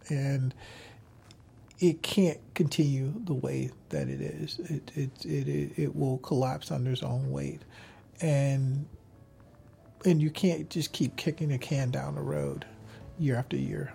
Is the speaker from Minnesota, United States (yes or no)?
yes; Minneapolis, Minnesota, United States; Minneapolis and my hometown